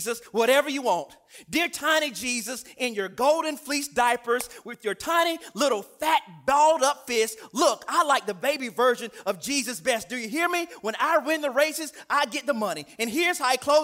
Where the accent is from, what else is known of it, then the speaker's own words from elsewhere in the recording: the South, United States; I'm from the South